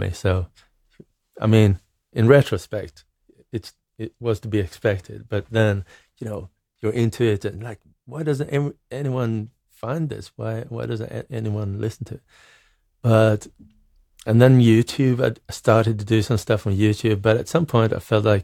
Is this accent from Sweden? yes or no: yes; Norrköping, Östergötland, Sweden; moved away as an adult; also born or lived in Greece / Norway; I grew up in Norrköping, which is a, a medium sized town in Sweden. It, it's a nice town, but it's not like Stockholm or any like big, big city